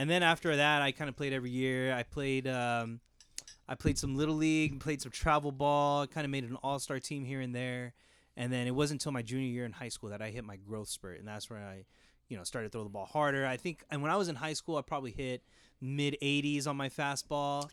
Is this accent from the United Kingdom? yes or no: no; Jurupa Valley, California, United States; I grew up in Riverside. I, uh, born and raised Hurupa Valley